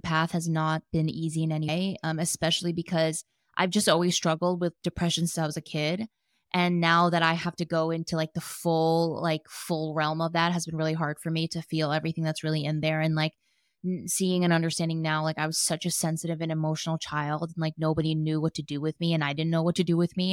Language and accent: English; New Jersey, United States; moved away as an adult; also born or lived in New York / Los Angeles; now in San Diego, United States; born and raised in Jersey and lived in New York for a long time